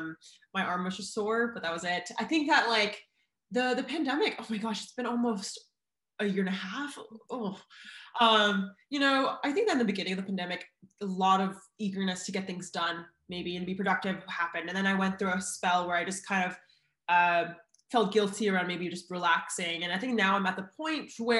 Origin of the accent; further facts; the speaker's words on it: Oregon, United States; now in California, United States; I'm from Oregon